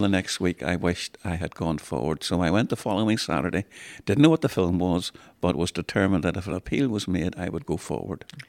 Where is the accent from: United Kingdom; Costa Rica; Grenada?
United Kingdom; Cromwell Road, Belfast, Northern Ireland; I grew up in Cromwell Road